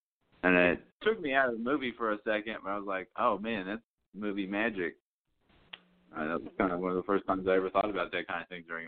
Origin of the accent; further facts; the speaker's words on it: Lake City, Tennessee, United States; I grew up in Lake City, not too far down the road from you, Steve.